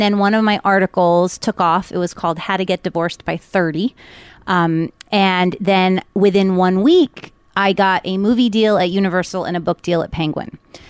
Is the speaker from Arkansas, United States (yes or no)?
no; Miami Beach, Florida, United States; also born or lived in Everglades City, Florida; growing up in Miami Beach